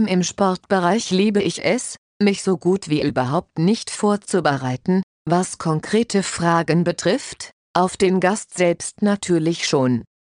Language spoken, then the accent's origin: German; Austria; es darf schon durchaus okay sein, wenn man als Österreicher halt rot-weiß-rot die Daumen drückt.